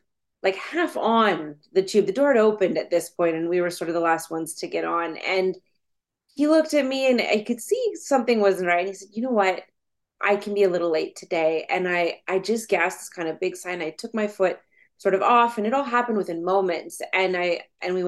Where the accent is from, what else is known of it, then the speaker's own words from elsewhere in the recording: Ottawa, Ontario, Canada; I grew up in Ottawa